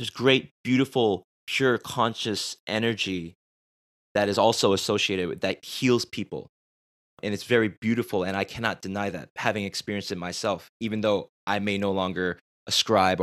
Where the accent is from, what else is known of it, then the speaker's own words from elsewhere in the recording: Boston, Massachusetts, United States; moved away as an adult; now in South Korea; I went to Boston Onuri Church